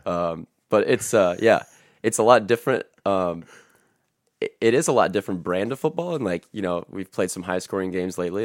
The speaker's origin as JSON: {"language": "English", "town": "Napoleon", "region": "Ohio", "country": "United States", "tie": "born or raised there", "said": "I grew up in Napoleon"}